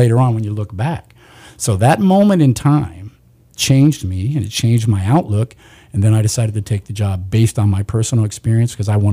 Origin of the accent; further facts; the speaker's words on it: Kern County, California, United States; born and raised in Kern County